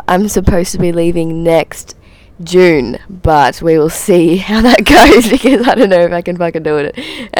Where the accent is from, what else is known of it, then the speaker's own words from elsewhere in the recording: Australia; I'm from Australia.